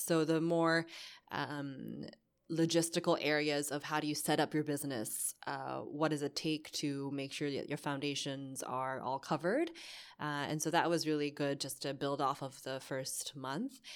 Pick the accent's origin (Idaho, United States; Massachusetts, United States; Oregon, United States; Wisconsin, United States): Massachusetts, United States; Boston; moved away as an adult; also born or lived in New York; now in Hong Kong; I was born in Boston